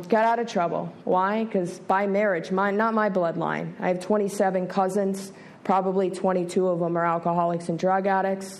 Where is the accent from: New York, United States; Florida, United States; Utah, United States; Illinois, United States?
Florida, United States; Broward County; I was born and raised here in Broward County, Florida.